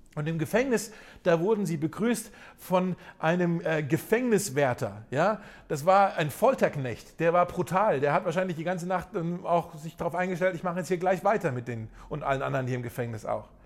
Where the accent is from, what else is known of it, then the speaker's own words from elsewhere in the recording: Germany; gerade für uns Deutsche, wo wir hier in unserem Land ja so eine äh, reiche christliche Tradition ja zumindest haben